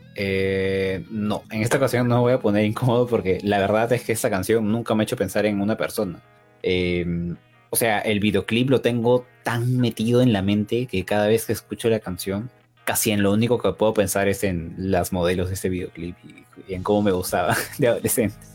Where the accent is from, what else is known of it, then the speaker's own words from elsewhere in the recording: Lima, Peru; yo soy de Perú